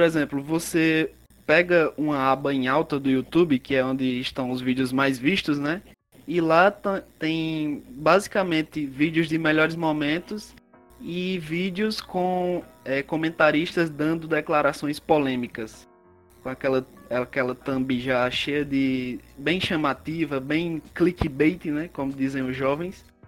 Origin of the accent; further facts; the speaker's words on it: Ceará, Brazil; sou cearense, sou aqui do Ceará